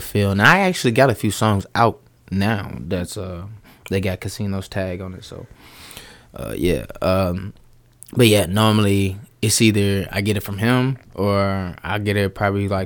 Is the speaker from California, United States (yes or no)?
no; Chicago, Illinois, United States; now in Des Moines, United States; I'm from Chicago